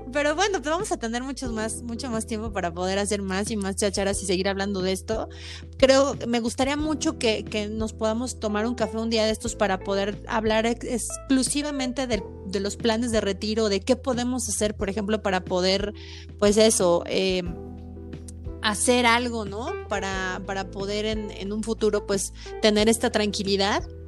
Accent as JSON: {"language": "Spanish", "country": "Mexico", "said": "nosotros como mexicanos en nuestra cultura"}